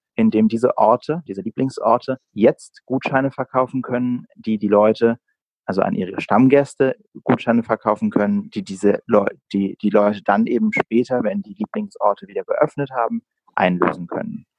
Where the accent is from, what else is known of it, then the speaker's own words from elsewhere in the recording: Berlin, Germany; bin auch tatsächlich in Berlin geboren. Also meine Stadt liegt mir sehr am Herzen.